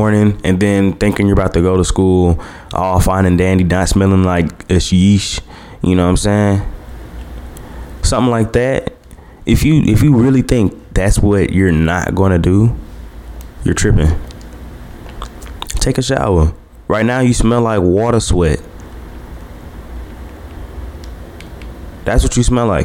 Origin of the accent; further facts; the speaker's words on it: Hammond, Louisiana, United States; I came from Hammond